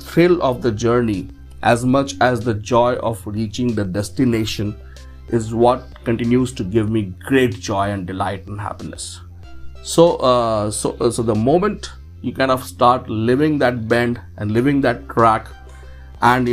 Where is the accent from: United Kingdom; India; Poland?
India; Dehradun, Uttarakhand; My hometown is Dehradun